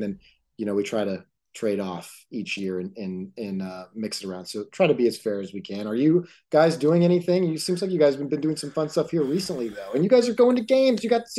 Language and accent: English; Texas, United States; I grew up in Texas. I watch Texas teams.